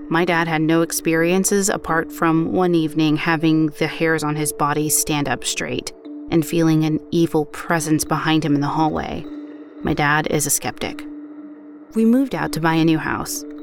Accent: Scotland, United Kingdom; I grew up in Scotland, and throughout my childhood, I have lived in two different haunted houses.

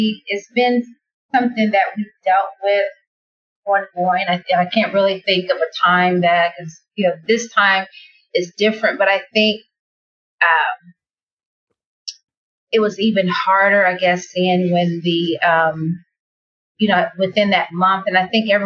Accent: Muncie, Indiana, United States; I am from Indiana, Muncie, Indiana, to be exact.

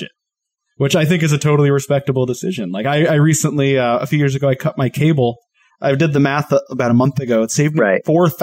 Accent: Colorado, United States; moved away; also born or lived in Portland / Atlanta; I grew up in Colorado

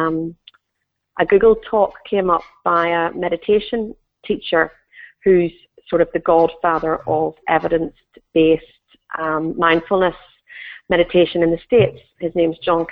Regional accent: Northern Ireland, United Kingdom; moved away; I'm originally from Northern Ireland, as you'll hear

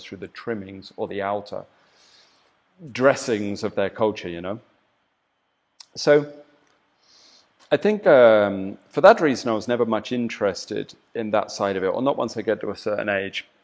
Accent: southern England, United Kingdom; moved away as an adult; now in Bali, Indonesia; I'm English. from the south of England

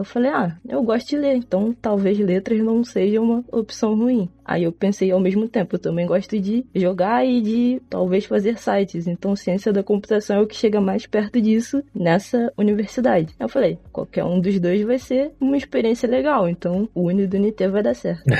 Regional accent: São João de Meriti, Rio de Janeiro, Brazil; Eu sou do estado do Rio de Janeiro, da Baixada Fluminense, São João de Meriti

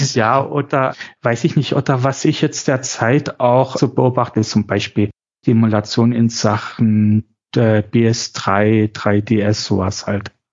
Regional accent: Chemnitz, Saxony, Germany; ich bin in Chemnitz aufgewachsen

